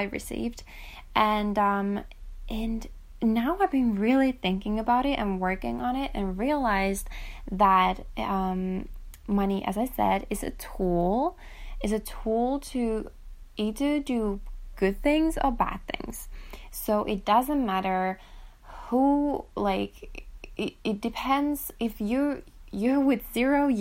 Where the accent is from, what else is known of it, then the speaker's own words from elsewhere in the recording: Finland; my home country, for example, in Finland